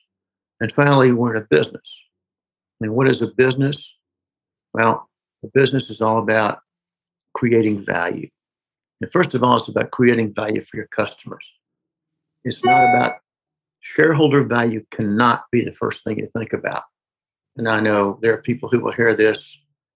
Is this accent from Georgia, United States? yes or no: yes; Newnan, Georgia, United States; my hometown, small town in Noonan, Georgia